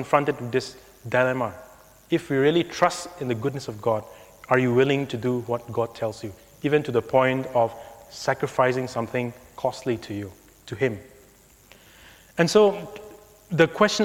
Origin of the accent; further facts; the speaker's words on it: India; growing up in India